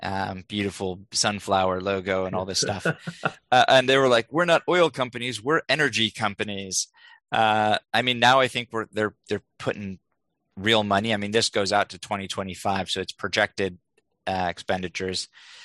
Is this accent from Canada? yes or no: no; India; born there; I was born in India and named by a monk there.